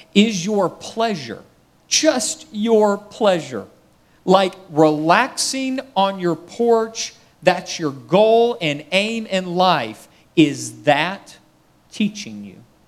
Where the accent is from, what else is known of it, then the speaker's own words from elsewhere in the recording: United States; I'm American